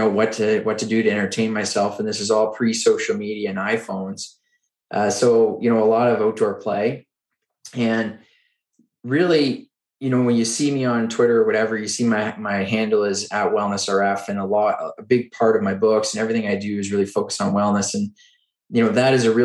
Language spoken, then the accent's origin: English; Oxford, Nova Scotia, Canada; now in Ottawa, Canada; I grew up in Eastern Canada in a small town called Oxford, Nova Scotia